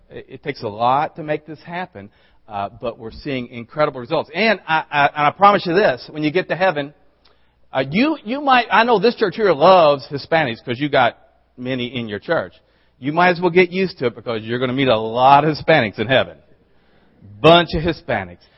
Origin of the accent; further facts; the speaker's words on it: the South, United States; I'm from the South